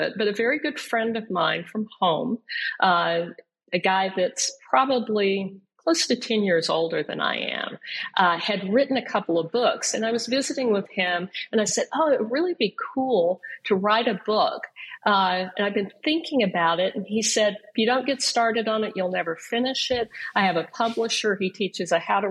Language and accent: English; Frogville, Oklahoma, United States; I grew up in Frogville, Oklahoma